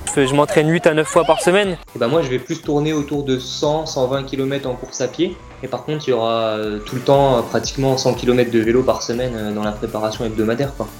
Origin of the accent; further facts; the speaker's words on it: Bar-le-Duc, Grand Est, France; je suis né à Bar-le-Duc le 25 mars 1994.